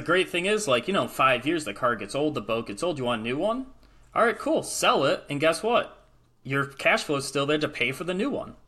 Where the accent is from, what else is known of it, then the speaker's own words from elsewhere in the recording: Michigan, United States; I'm from Michigan